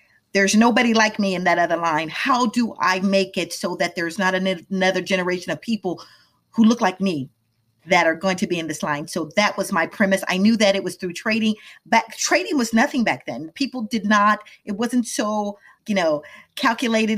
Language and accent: English; Midwest, United States; moved away as an adult; also born or lived in Washington, D.C. / Atlanta; I grew up in the Midwest